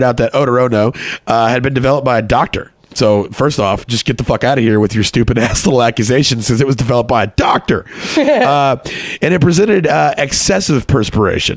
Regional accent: Texas, United States; moved away as an adult; also born or lived in Connecticut; I grew up in Texas

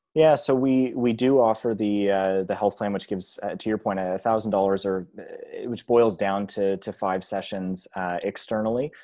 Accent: Georgetown, Ontario, Canada; moved away as an adult; now in Halifax, Canada; I grew up in, uh, Georgetown, which is a, a small community on Ontario, just north of Mississauga

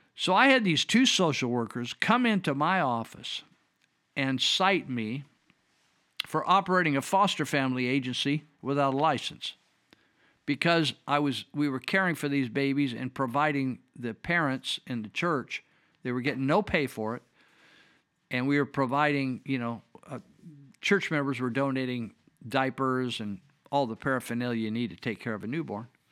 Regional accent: United States; I'm a damn American.

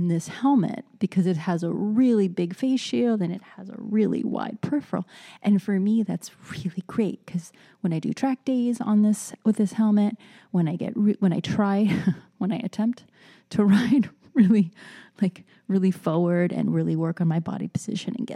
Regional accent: California, United States; moved away; I miss my home state so much

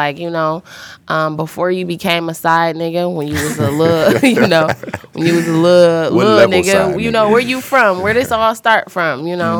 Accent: Detroit, Michigan, United States; I like the West Side. I'm from the West Side.

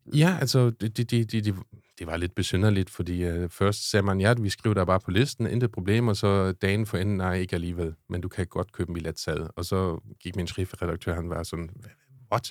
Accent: Schleswig-Holstein, Germany; accent: German; Danish is a second language; moved away as an adult; now in Denmark; jeg kommer fra Tyskland

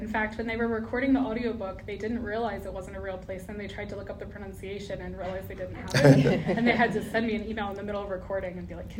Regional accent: Hanover, Pennsylvania, United States; moved away as an adult; also born or lived in Baltimore, Maryland / Dundalk, Maryland / Washington, D.C.; now in Frederick, United States; we wound up in the middle of nowhere, Pennsylvania, outside of Hanover, where they make Utz potato chips and Snyder's pretzels. And so I grew up there, and then I went to American University in Washington, D.C. for college and stuck around for a while.

